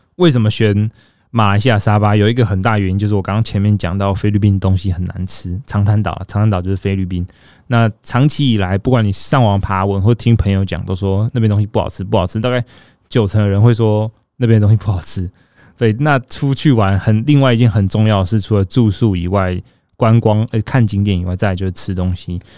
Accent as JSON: {"language": "Chinese", "town": "Taichung", "country": "Taiwan", "moved": "yes", "lives_now": "northern Taiwan", "said": "身为一个住在北部的人， 我自己是台中人，只是我常年都住在北部"}